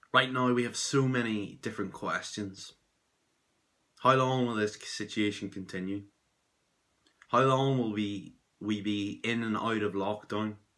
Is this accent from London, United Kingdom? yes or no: no; Belfast, Northern Ireland, United Kingdom; I'm from Belfast in Northern Ireland